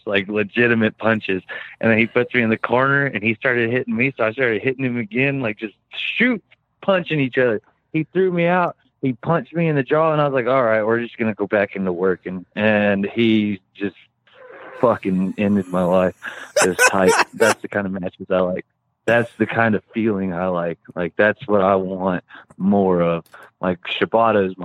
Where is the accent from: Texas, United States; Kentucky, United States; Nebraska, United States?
Texas, United States; West; I'm from West Texas